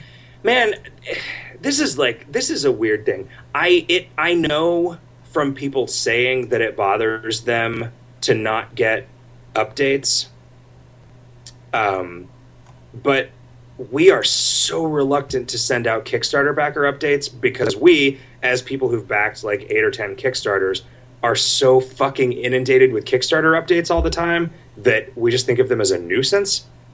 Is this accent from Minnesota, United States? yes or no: yes; St. Cloud, Minnesota, United States; I'm from St. Cloud, and I'm praying the plows were out this morning.